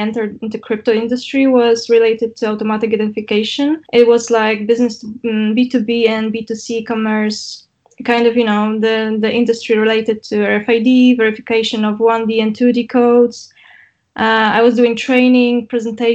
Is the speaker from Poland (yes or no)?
yes; Poznań, Greater Poland, Poland; my hometown in Poznań